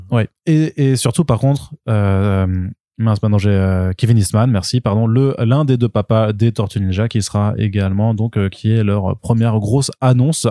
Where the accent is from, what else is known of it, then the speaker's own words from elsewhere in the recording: France; en tant que Français